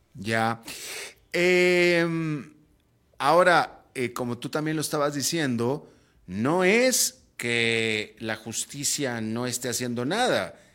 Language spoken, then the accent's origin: Spanish; Mexico; now in Costa Rica; yo soy mexicano